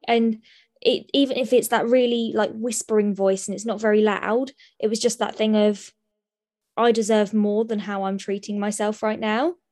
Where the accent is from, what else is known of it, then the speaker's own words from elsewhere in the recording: Sutton, United Kingdom; I was born, born and bred in Sutton, um, so I'm a local girl